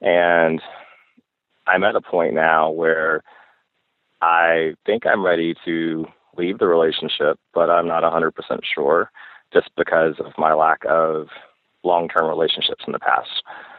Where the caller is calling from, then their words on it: the South, United States; I'm calling from the South. I'm a gay male.